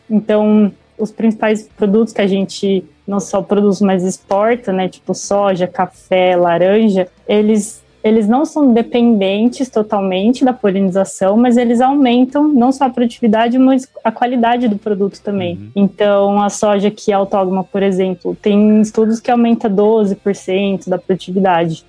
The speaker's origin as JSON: {"language": "Portuguese", "country": "Brazil", "tie": "born or raised there", "said": "Eu nasci em São José"}